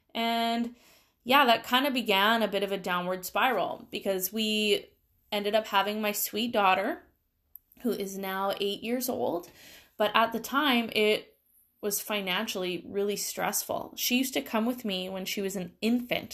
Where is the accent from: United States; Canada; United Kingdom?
Canada; Langley, British Columbia; I grew up in the Lower Mainland here in B C, and I moved around a ton when I was young.